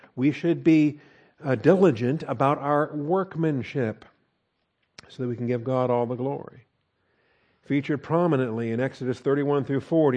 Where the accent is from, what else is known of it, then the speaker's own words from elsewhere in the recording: Seattle, Washington, United States; I was born and raised in Seattle, Washington